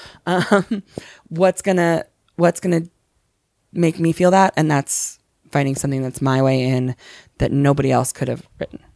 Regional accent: Connecticut, United States; I grew up Muslim in Connecticut

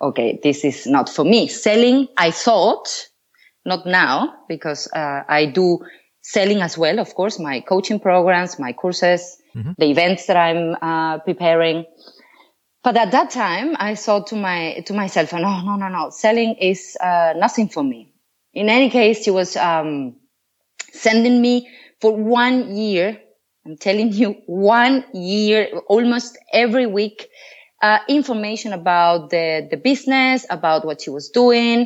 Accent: Venezuela; moved away as an adult; now in Switzerland; I come from Venezuela

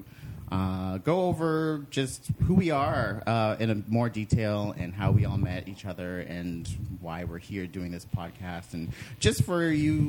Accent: Toronto, Ontario, Canada; we're Canadian and we're from Toronto

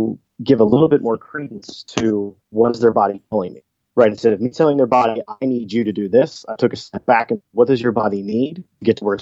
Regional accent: Midwest, United States; growing up in the Midwest

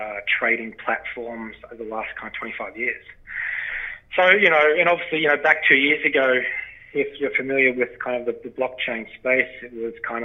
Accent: northwest Victoria, Australia; accent: Australian; moved away as an adult; now in Canada; As you can tell from my accent, I'm from Australia. My lovely Canadian wife brought me to these far-flung lands 4 years ago. And, yeah, so, you know, I'm from a farming background in Australia, wheat, sheep, beef, cattle property. I'm in northwest Victoria.

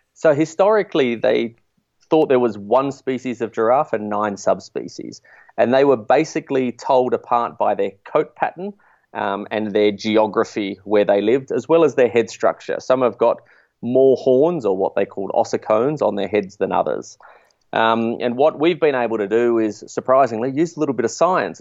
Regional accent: Australia; as an Australian

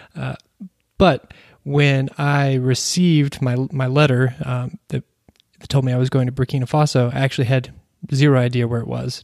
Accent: Kentucky, United States; growing, growing up in Kentucky

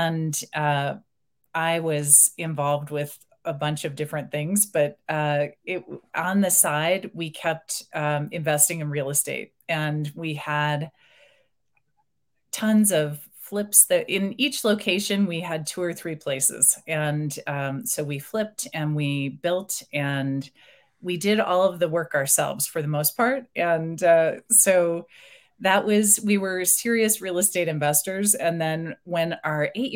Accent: outside of Chicago, Illinois, United States; moved away as an adult; also born or lived in Bay Area, California / Freeport, Maine / San Diego County, California / St. Louis, Missouri; I grew up outside of Chicago and just 10 miles outside

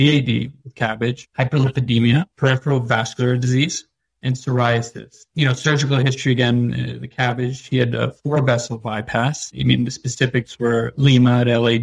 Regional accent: New York, United States; also born or lived in India; I'm originally from New York

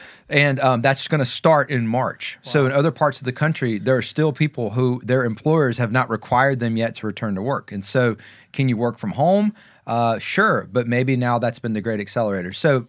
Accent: the South, United States; I grew up in the South and I've moved around all over the place.

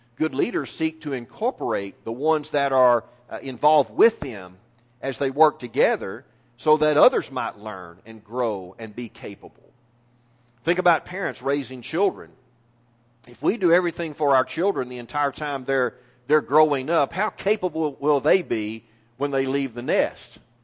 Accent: East Texas, United States; I am a lifelong Texan, and it gets even better than that. I'm a lifelong East Texan.

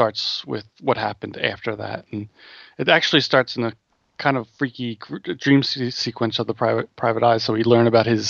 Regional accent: United States; I'm American, so I say Riccardi.

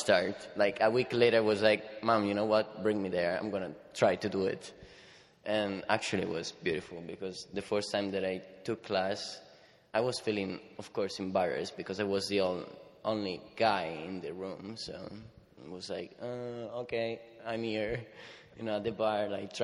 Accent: Italy; I'm from Italy

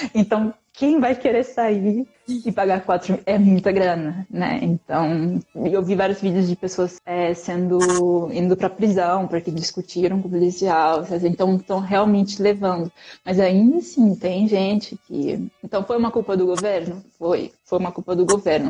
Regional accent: São Paulo, Brazil; moved away; eu sou de São Paulo, eu tenho mais informação de lá

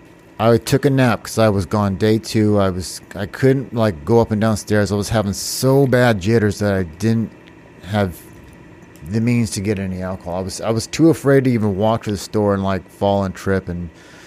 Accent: Washington, United States; also born or lived in North Carolina / Texas / California; I'm originally, I was born in North Carolina. My dad was in the Air Force. I lived in Texas, California, and most of my life in Washington State.

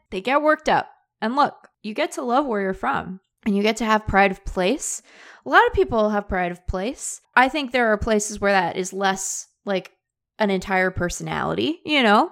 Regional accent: Seattle, Washington, United States; now in Arizona, United States; I'm from Seattle

